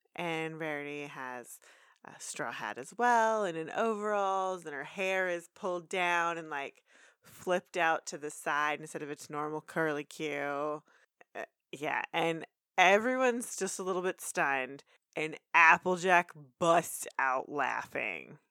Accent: Texas, United States; we're from Texas.

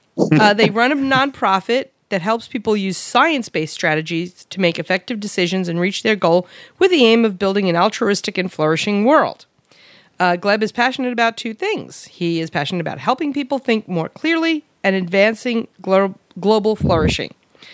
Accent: New York, United States; now in Arizona, United States; I'm from Queens. Sometimes hung out in Brooklyn.

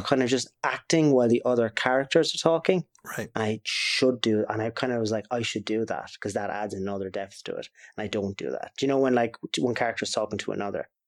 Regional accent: Waterford, Munster, Ireland; we're from Waterford.

